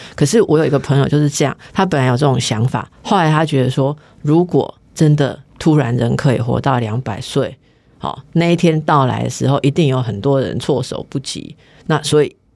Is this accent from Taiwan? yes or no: yes; Taipei, Taiwan; 因为我一直都是台北人